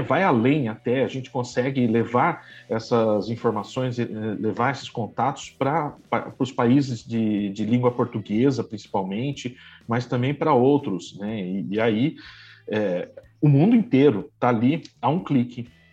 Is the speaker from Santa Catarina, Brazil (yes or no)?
yes; Blumenau, Santa Catarina, Brazil; moved away as an adult; also born or lived in Florianópolis / Campinas; now in São Paulo, Brazil; Eu sou de Blumenau, eu sou originário de Blumenau e vim, fui me afastando de casa conforme eu fui para o mestrado